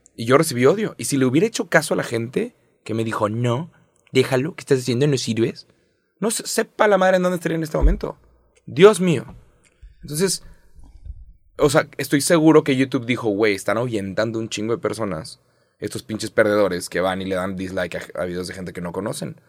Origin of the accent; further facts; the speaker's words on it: Mexico; 30 años siendo mexicano